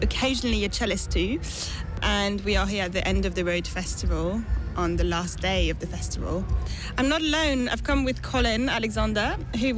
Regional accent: Paris, Île-de-France, France; moved away; I was raised in France, in Paris

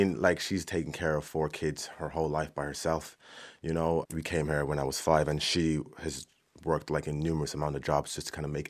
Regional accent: Swords, Leinster, Ireland; I'm 24. I'm from Swords.

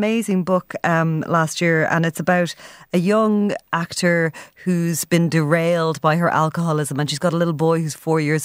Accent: Ireland; us as an Irish people.

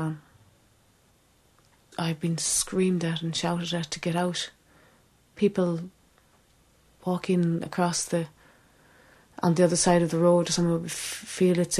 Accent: Ireland; also born or lived in England; I was born in England, and a few months after I was born, she came to Ireland

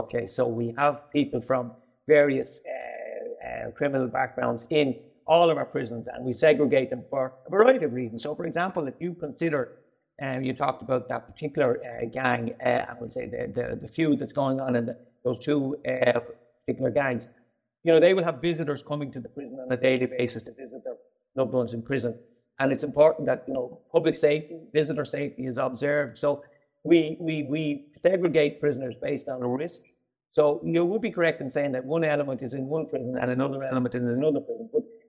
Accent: Dublin, Leinster, Ireland; I'm from Dublin. I'm from the south inner city and was raised in a place just off James Street. Family of eight siblings and my two parents.

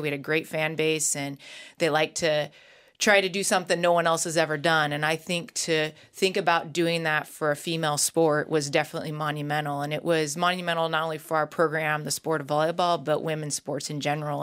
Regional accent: Nebraska, United States; I grew up in Nebraska

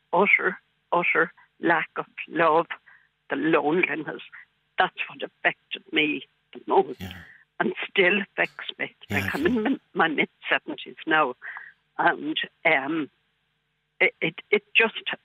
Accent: Cork, Munster, Ireland; I was born in Bessborough in 1947, and I was there for 2 years.

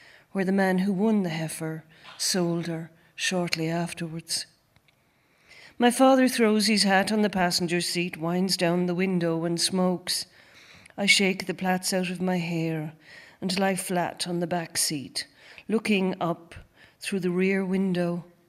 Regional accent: Gorey, Leinster, Ireland; also born or lived in New Orleans / Tullow; I was born in Gorey Hospital

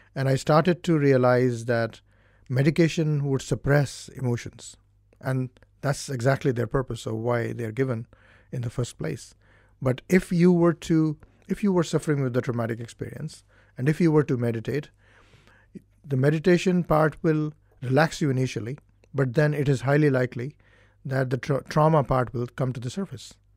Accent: India; now in Ireland; originally, I'm from India, and I came to Ireland in nineteen ninety-one

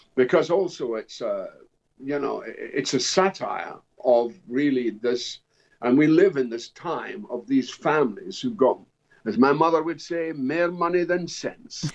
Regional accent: Dundee, Scotland, United Kingdom; My my hometown in Dundee

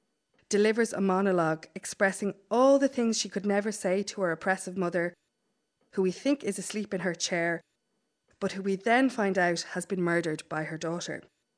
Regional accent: Ulster, Ireland; think there's something about the casual excellence of knitting and of storytelling and of song that I grew up with in Donegal

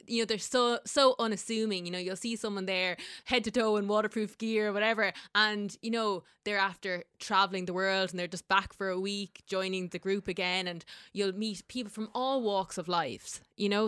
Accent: Ireland; as Irish people

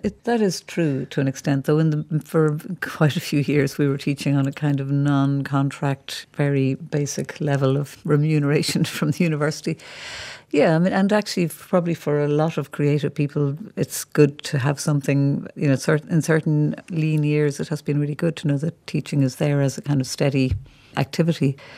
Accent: Ireland; we're Irish people coming here

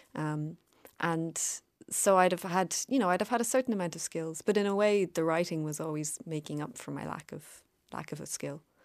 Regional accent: Cork, Munster, Ireland; I always consider myself from Cork

